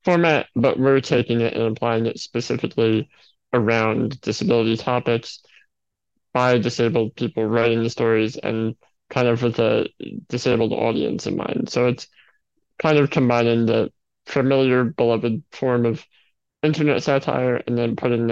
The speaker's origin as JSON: {"language": "English", "town": "New York City", "region": "New York", "country": "United States", "said": "I am from New York City"}